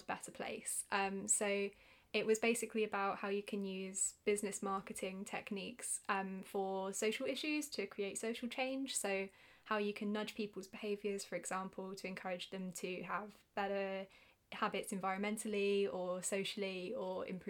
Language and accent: English; United Kingdom; accent: British; my British accent